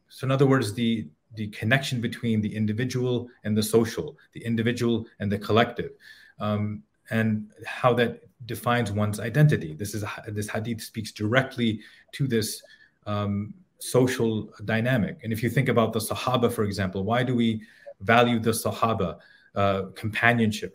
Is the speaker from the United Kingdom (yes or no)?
yes; Edinburgh, Scotland, United Kingdom; I was born in Edinburgh, Scotland.